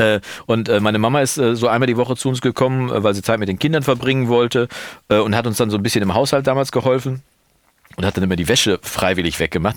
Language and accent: German; Münster, North Rhine-Westphalia, Germany; Bei uns in Münster